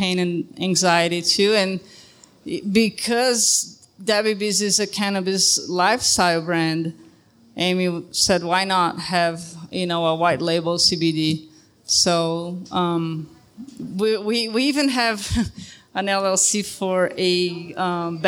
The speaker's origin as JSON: {"language": "English", "country": "Brazil", "moved": "yes", "lives_now": "Ogden, United States", "said": "I'm from Brazil"}